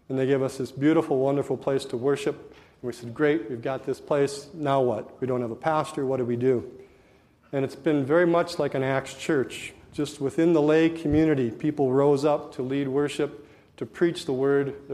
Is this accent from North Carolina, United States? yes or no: no; Hallock, Minnesota, United States; I was born and raised in Halleck. I've spent my whole life there